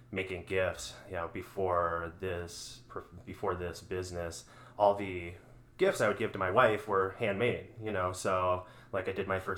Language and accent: English; Minneapolis, Minnesota, United States; also born or lived in North Dakota / Bangladesh; Actually, originally from South Minneapolis, so I grew up in Minneapolis